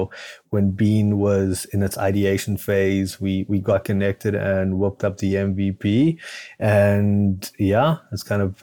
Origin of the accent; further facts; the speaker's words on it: Cape Town, Western Cape, South Africa; moved away; this is not a native Midwestern accent. I'm actually originally from Cape Town, South Africa